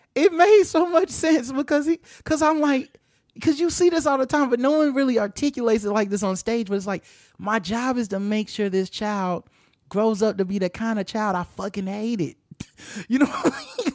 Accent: Charlotte, North Carolina, United States; Our city is named Charlotte

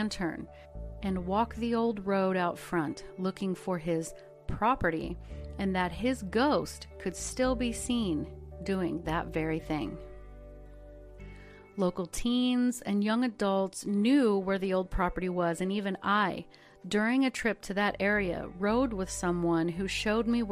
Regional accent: Ozark Mountains, the Ozarks, United States; I am from the Ozark Mountains

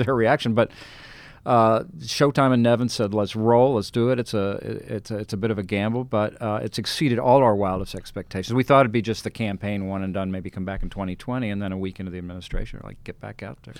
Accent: Colorado, United States; I'm the guy from Colorado and, you know, the bland Colorado

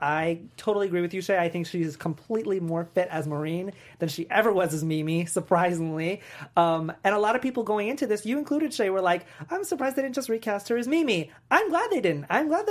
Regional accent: New York, United States; I'm from New York.

